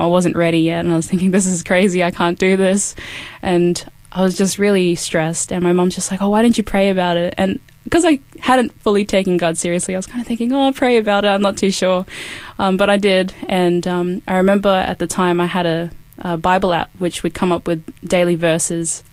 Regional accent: Cairns, Queensland, Australia; now in Adelaide, Australia; I am from Cairns, so that was where I was born. That's my hometown

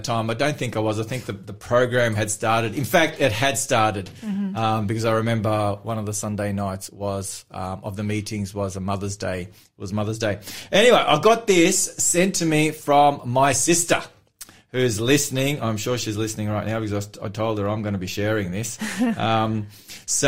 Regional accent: Cooranbong, New South Wales, Australia; we're running it in Currumbong, my hometown

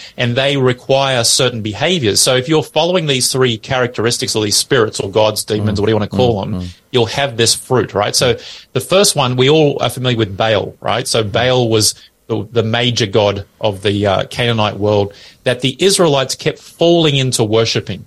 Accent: Australia; we're Australian as our nation

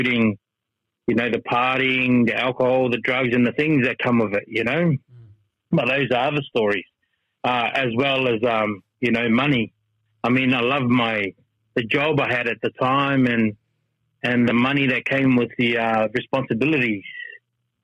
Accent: Melbourne, Victoria, Australia; moved away as an adult; we're from Melbourne

